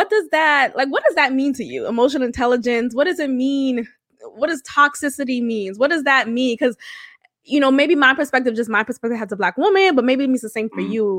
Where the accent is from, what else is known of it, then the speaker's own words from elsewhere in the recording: Boston, Massachusetts, United States; a child of immigrant parents, and growing up in Boston